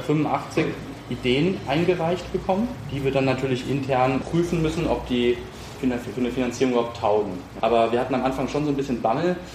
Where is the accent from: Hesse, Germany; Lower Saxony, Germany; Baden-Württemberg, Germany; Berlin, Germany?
Hesse, Germany; Kronberg im Taunus; also born or lived in Marburg / Paris; Ich bin äh, ursprünglich aus dem Raum Frankfurt, bin in Kronberg groß geworden, zur Schule gegangen